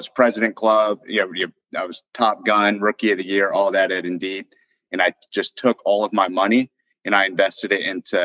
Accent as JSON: {"language": "English", "region": "Northern Virginia", "country": "United States", "tie": "born or raised there", "also_born_or_lived": "Austin, Texas", "moved": "as an adult"}